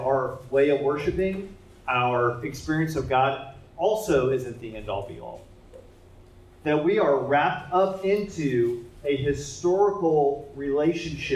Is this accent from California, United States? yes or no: no; Indianapolis, Indiana, United States; I'm from Indianapolis, and our biggest sporting event is the Indy 500